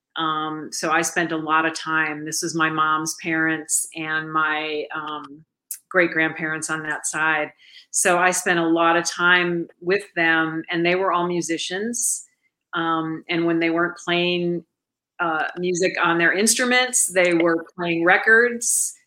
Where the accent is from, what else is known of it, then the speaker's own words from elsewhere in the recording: Milwaukee, Wisconsin, United States; moved away; my hometown, which is Milwaukee, Wisconsin